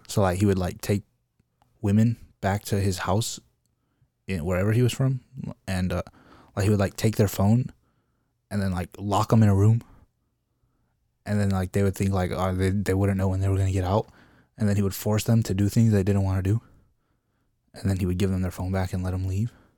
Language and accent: English; Chicago, Illinois, United States; Chicagoans, as people, we're from the Midwest